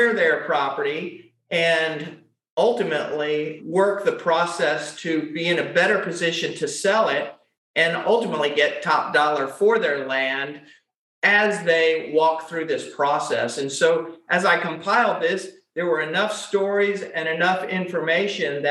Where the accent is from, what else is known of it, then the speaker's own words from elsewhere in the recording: Atlanta, Georgia, United States; I was born and raised here in Atlanta, grew up in the Shamley, Dunwoody